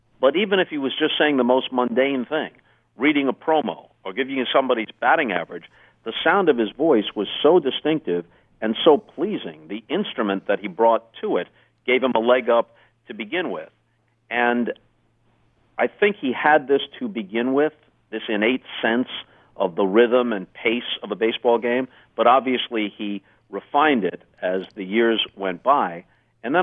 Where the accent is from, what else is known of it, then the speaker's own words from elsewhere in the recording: Long Island, New York, United States; also born or lived in Redondo Beach, California; even though I grew up on Long Island, around New York for the most part